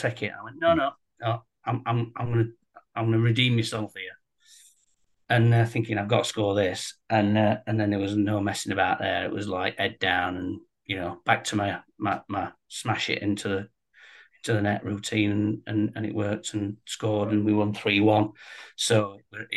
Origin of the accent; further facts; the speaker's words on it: Sheffield, Yorkshire and the Humber, United Kingdom; Sheffield lad, born and bred in Sheffield, a Sheffield Wednesday fan